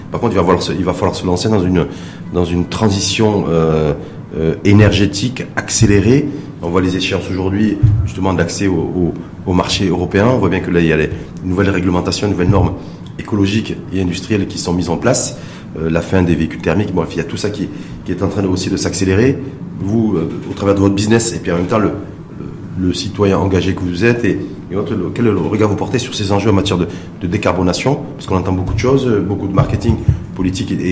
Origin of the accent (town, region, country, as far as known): Morocco